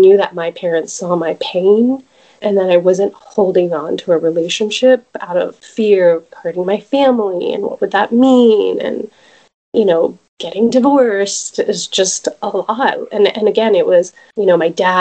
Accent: Dallas, Texas, United States; moved away as an adult; also born or lived in California; I am originally from Dallas and raised here

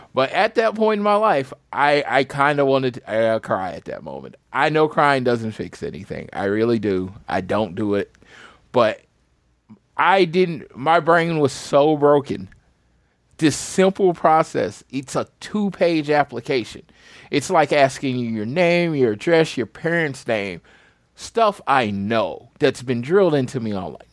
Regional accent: St. Louis, Missouri, United States; moved away; I'm from Missouri. I don't have to go all the way for the where I'm from, Saint Louis.

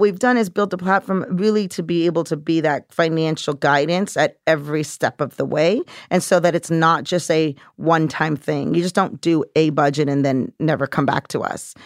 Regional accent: California, United States; moved away as an adult; now in New York, United States; I grew up in California, very working class, middle class, never learned about money.

